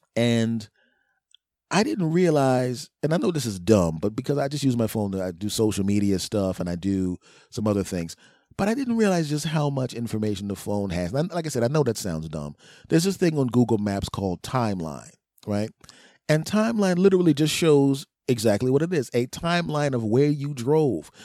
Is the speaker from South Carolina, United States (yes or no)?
no; Philadelphia, Pennsylvania, United States; moved away; my friends and family back in my hometown, some of my friends and family, Philadelphia